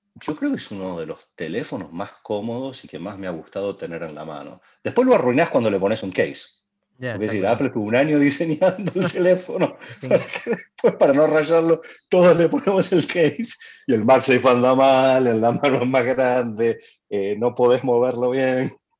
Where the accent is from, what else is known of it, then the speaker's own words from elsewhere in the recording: Argentina; soy argentino.